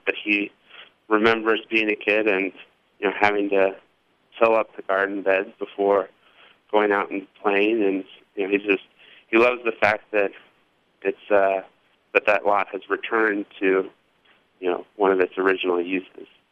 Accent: Indianapolis, Indiana, United States; moved away as an adult; also born or lived in central Massachusetts / Portland, Oregon; I'm from Indianapolis originally, and um, I'm I guess I moved back maybe five years ago

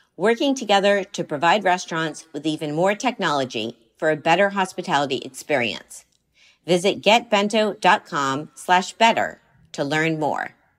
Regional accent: Miami, Florida, United States; moved away; we have a Miami connection

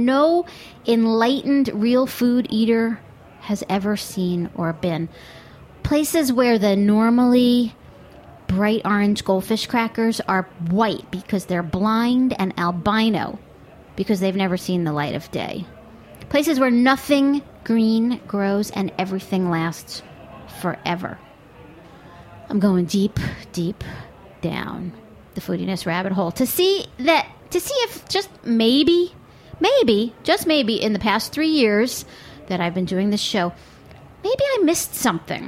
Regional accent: United States; I'm American

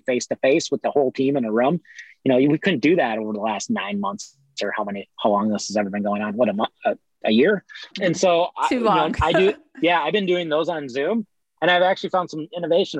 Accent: Midwest, United States; now in Los Angeles, United States; I'm from the Midwest.

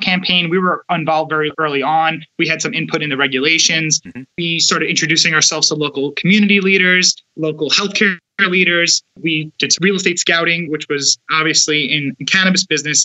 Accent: New York City, New York, United States; We're from New York. We're from Brooklyn, New York

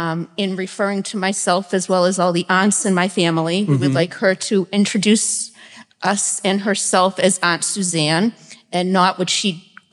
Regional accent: Medford, Massachusetts, United States; I was raised in Medford, Massachusetts.

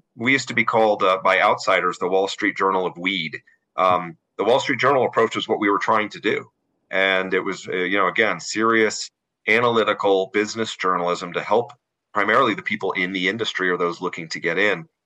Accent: Denver, Colorado, United States; also born or lived in South Korea; moved back to Denver, my hometown

